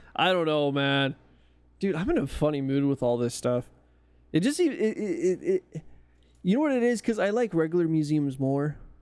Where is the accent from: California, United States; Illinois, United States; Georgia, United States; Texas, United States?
California, United States; accent: California; I am from California